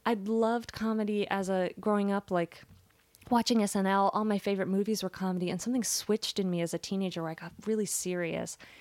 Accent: Las Vegas, Nevada, United States; my parents were really great about like taking us to things growing up in Las Vegas.

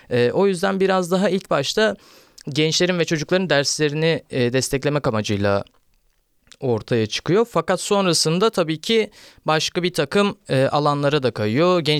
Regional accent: Istanbul, Turkey; ben İstanbul'da doğdum büyüdüm ve e, 15 yaşına kadar böyle bir e, Ali Beyköy denen bir yerdeydim ve orası biraz daha e, o zamanlarda da e, ufak ufak getto bir yerdi.

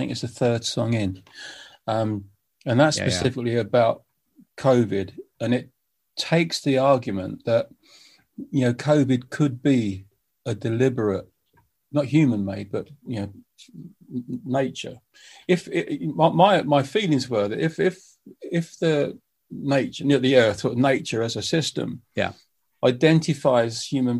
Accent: United Kingdom; I said, look, I'm a British musician and we're flying around the world.

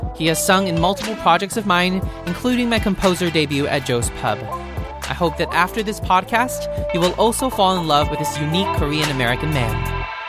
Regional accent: Singapore; moved away as an adult; now in New York, United States; I grew up in Singapore

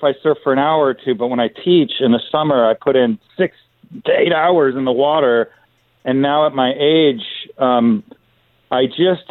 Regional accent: Los Angeles, California, United States; I grew up in Los Angeles

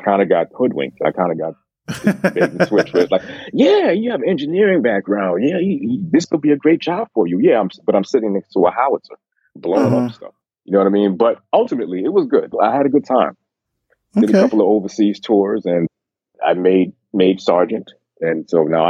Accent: New York City, New York, United States; also born or lived in Jamaica; now in North Carolina, United States; I actually grew up in Brooklyn, New York

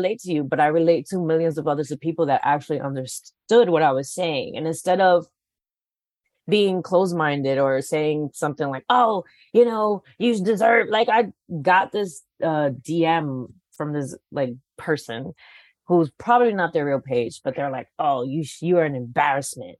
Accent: New York City, New York, United States; now in Los Angeles, United States; I'm from the Bronx

